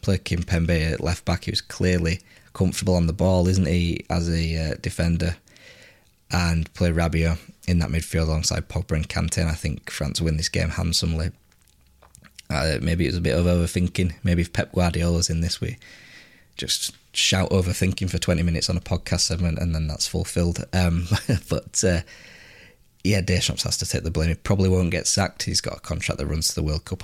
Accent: England, United Kingdom; as an Englishman

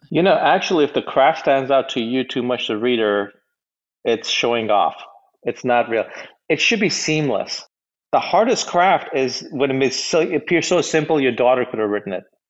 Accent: United States; also born or lived in India; I was born in India. Uh, my parents moved to the U.S. when I was a little kid, so I grew up in America. I'm American

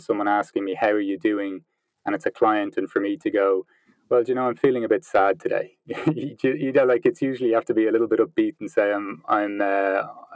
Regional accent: Ireland; moved away as an adult; also born or lived in Vancouver / London / Peru; now in Berlin, Germany; as you can probably tell by the accent, I'm from Ireland, but I haven't lived in Ireland for 10 years. I spent the first 25 years of my life in Ireland

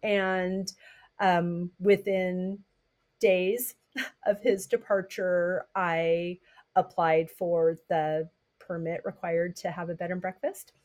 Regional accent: Southern California, United States; now in Massachusetts, United States; I grew up in Southern California, but my mom is from Massachusetts.

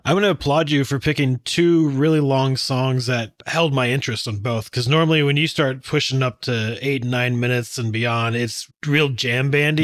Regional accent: Texas, United States; I'm from Texas

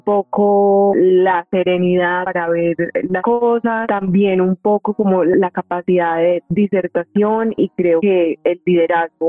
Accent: Medellín, Antioquia, Colombia; Nací en Medellín y soy fruto de una familia paisa y chocuana.

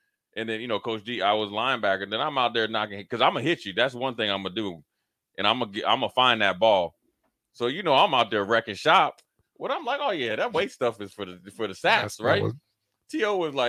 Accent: Minnesota, United States; because I'm from Minnesota

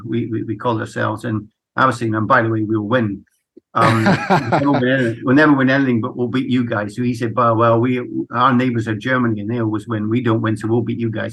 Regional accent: Edinburgh, Scotland, United Kingdom; I'm was brought up in Edinburgh in Scotland

